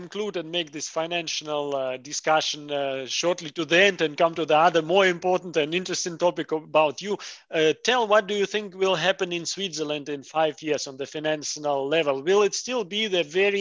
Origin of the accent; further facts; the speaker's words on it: Russia; moved away as an adult; now in Germany; I was born in Russia and moved 2014 here